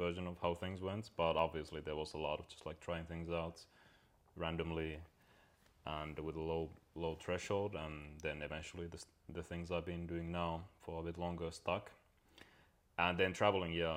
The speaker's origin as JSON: {"language": "English", "country": "Finland", "tie": "born or raised there", "said": "when I grew up in Finland"}